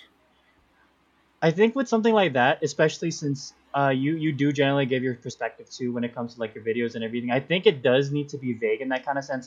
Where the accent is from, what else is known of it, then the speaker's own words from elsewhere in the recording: California, United States; also born or lived in Philippines; I've been here basically my whole life